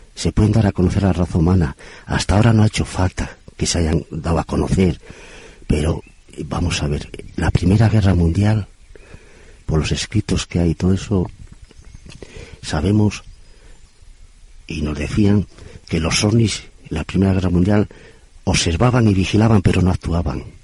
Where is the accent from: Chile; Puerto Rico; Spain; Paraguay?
Spain; Torrelavega, Cantabria; yo soy de Torlavega